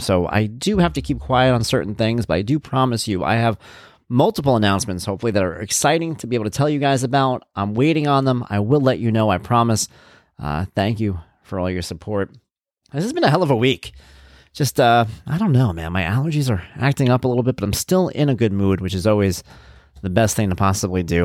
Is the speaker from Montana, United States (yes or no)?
no; Lindenhurst, New York, United States; also born or lived in Jackson Heights, Queens; moved out here to the main island when I was about two and a half years old, to a little place called Lindenhurst, New York